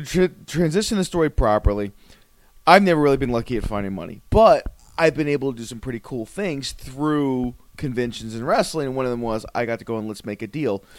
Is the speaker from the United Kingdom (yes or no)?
no; South Florida, United States; we're professional wrestlers from South Florida